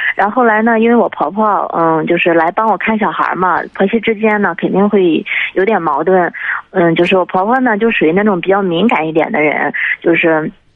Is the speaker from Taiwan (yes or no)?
no; Jinan, Shandong, China; now in Beijing, China; 我是咱们济南人，但是嗯。我现在那个在北京